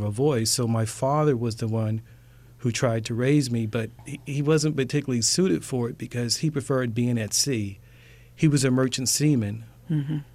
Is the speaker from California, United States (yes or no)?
no; Baltimore, Maryland, United States; now in Atlanta, United States; I'm a young black man growing up in West Baltimore